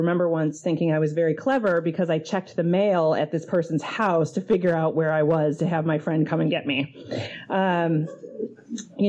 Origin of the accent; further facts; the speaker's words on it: Detroit, Michigan, United States; moved away as an adult; now in Seattle, United States; I'm originally from Detroit, and I got sober there. And I moved here in 2005